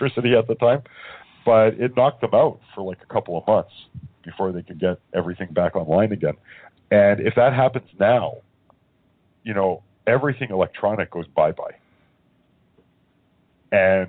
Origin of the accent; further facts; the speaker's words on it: Winnipeg, Manitoba, Canada; now in Toronto area, Canada; Originally, I'm from Winnipeg. I live outside of Toronto now.